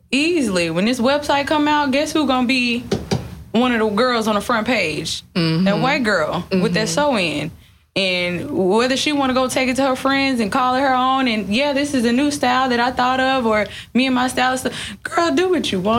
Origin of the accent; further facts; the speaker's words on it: Detroit, Michigan, United States; Like like I said, I'm from Detroit. Like nail shops